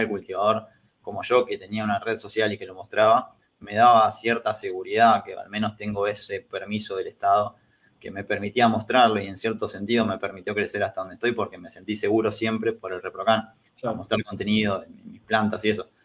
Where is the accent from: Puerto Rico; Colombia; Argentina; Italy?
Argentina; San Pedro, Buenos Aires Province; moved away as an adult; now in Buenos Aires, Argentina; cuando me vine a vivir acá a Capital, yo soy de San Pedro